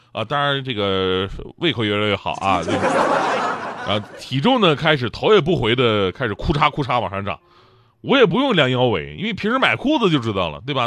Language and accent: Chinese; Changchun, Jilin, China; moved away; 我老家长春